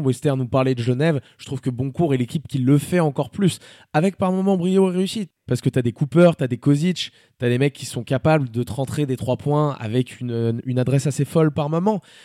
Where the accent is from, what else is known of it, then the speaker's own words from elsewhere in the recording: France; je suis français